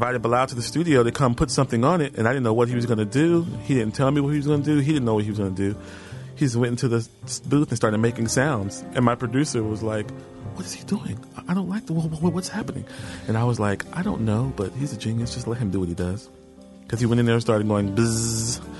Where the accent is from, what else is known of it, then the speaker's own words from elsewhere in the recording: Houston, Texas, United States; moved away; I'm from Houston